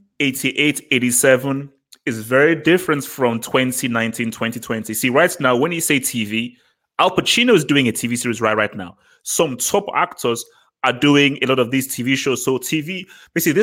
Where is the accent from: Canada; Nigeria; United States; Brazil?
Nigeria; I'm Nigerian.